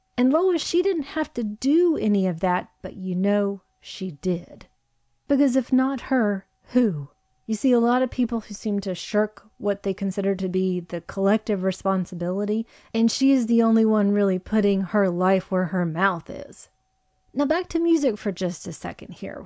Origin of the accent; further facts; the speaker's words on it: Virginia, United States; which is where both you and I are from. We're not from Central Park West or anything like that. Hard Scrabble, Oklahoma, and Virginia